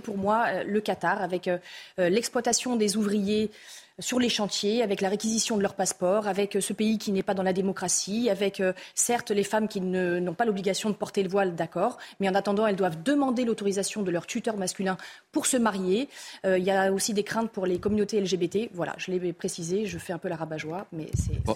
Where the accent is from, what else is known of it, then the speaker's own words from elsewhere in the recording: Marseille, Provence-Alpes-Côte d'Azur, France; je suis marseillaise